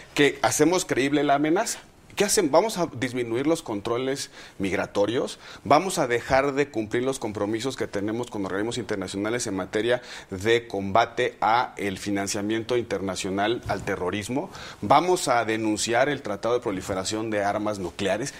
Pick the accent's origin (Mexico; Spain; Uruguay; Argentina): Mexico; como muchos mexicanos